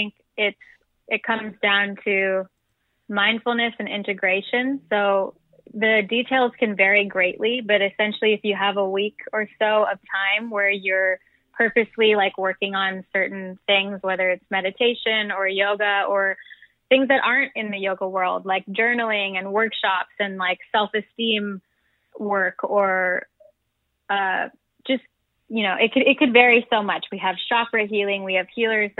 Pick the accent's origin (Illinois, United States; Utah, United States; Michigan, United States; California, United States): California, United States; Calabasas; also born or lived in New Jersey / Venice; when I was younger, we moved to Calabasas, so right over near where the Kardashians are from. And I grew up there in the Valley